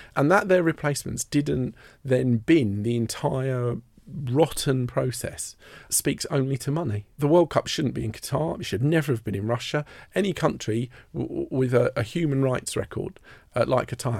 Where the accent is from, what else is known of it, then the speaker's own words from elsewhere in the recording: Merstham, South East England, United Kingdom; also born or lived in Redhill; I grew up in a, a village called Merstham in Surrey